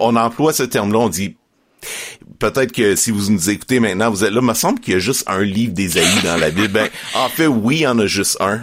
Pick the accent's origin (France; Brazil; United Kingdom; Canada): Canada; Estrie, Quebec; moved away as an adult; now in Montreal, Canada; j'ai grandi en Estrie